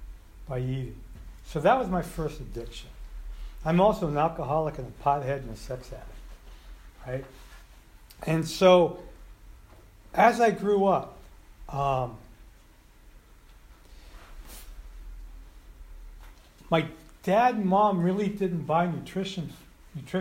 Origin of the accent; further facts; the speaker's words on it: Colma, California, United States; also born or lived in Santa Cruz; I grew up in Colma